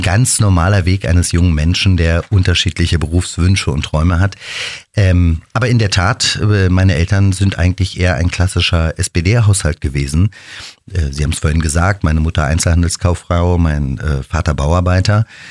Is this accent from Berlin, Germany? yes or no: yes; Berlin, Germany; diese Stadt, meine Heimatstadt